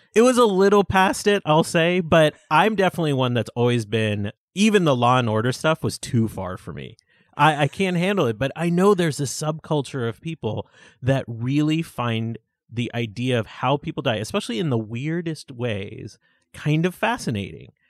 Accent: Buffalo, New York, United States; I grew up in Buffalo, New York

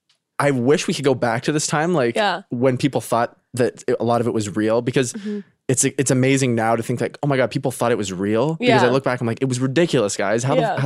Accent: Canada; now in United States; They know I'm Canadian.

